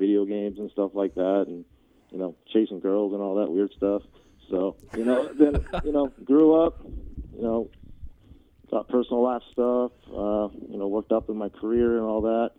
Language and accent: English; Seattle, Washington, United States; born and raised in the Seattle area